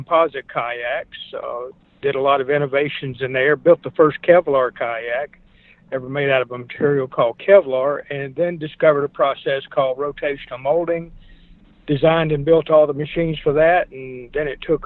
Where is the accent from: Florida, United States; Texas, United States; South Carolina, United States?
South Carolina, United States; I grew up in South Carolina.